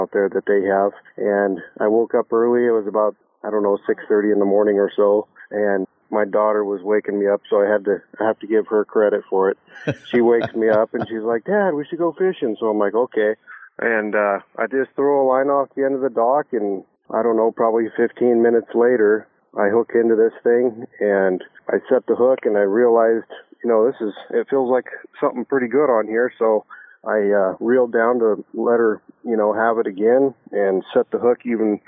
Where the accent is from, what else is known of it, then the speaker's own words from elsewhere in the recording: Spokane, Washington, United States; I grew up in Spokane, mainly Meade, just north of Spokane and Colbert.